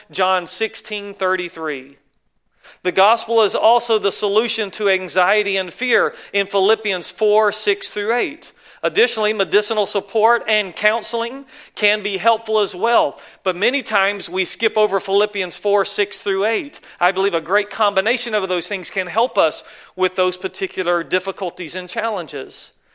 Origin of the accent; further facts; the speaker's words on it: North Carolina, United States; moved away as an adult; now in California, United States; I'm from the South, in case you wonder. North Carolina, way over yonder